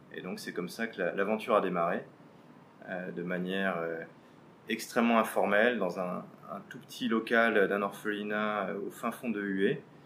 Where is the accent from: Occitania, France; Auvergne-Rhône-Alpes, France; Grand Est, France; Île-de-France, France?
Île-de-France, France; Paris; moved away as an adult; now in Vietnam; je suis né et j'ai grandi à Paris